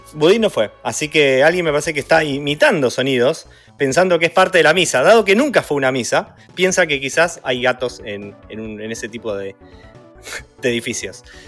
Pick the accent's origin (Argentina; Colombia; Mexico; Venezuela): Argentina; Mar del Plata, Buenos Aires Province; yo crecí en Mar del Plata